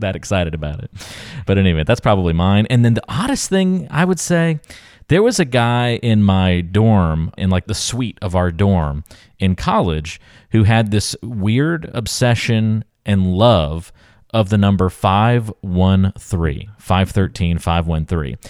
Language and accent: English; North Carolina, United States; moved away; I'm from North Carolina and have lived on the coast of North Carolina through high school, and my parents still live there